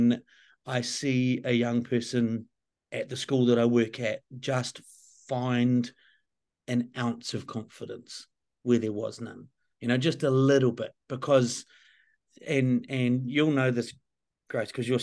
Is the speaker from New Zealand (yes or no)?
yes; New Zealand; I'm a Kiwi